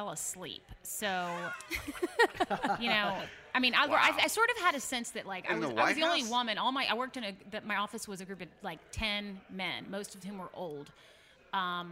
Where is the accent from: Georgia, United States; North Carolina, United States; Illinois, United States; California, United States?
Georgia, United States; Atlanta; moved away; also born or lived in Austin, Texas; I'm originally from Atlanta